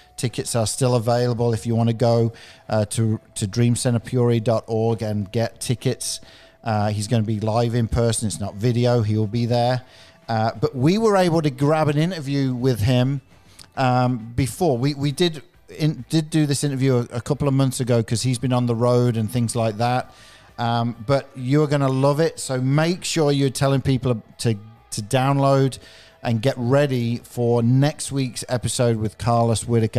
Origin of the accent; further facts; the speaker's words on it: England, United Kingdom; I'm, I'm from England